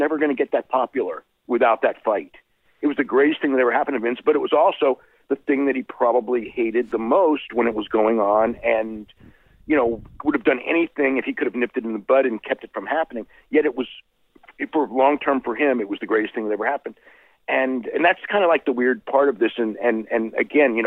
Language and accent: English; San Jose, California, United States; San Jose, my hometown